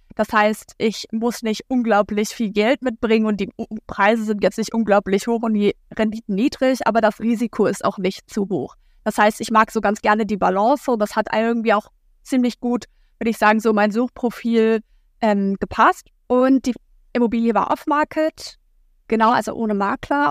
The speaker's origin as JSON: {"language": "German", "region": "Hamburg", "country": "Germany", "moved": "as an adult", "lives_now": "Lüneburg, Germany", "said": "Ich wohne äh, momentan in Lüneburg. Ich komme eigentlich aus Hamburg"}